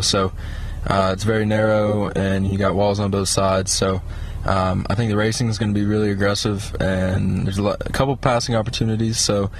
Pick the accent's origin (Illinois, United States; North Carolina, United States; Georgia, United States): North Carolina, United States; Concord; I'm from Concord, North Carolina, just outside of Charlotte